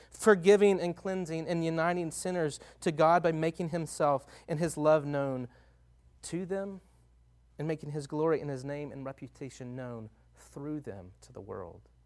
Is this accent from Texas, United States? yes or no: yes; Longview, Texas, United States; moved away as an adult; now in Tucson, United States; I grew up in Northeast Texas in a town called Longview, Texas